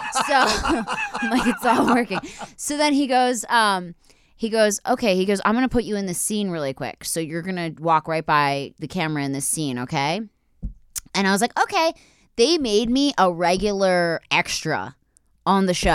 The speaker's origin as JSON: {"language": "English", "town": "Philadelphia", "region": "Pennsylvania", "country": "United States", "said": "I'm from Philly"}